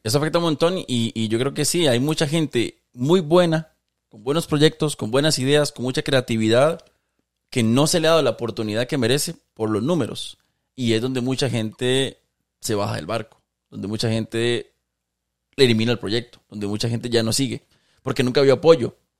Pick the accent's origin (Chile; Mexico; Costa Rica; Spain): Costa Rica; siendo ticos todos